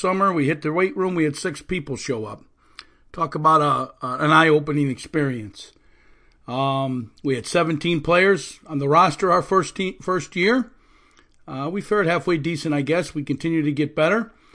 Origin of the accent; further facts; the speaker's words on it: Illinois, United States; now in Orlando area, Florida, United States; I'm from Illinois originally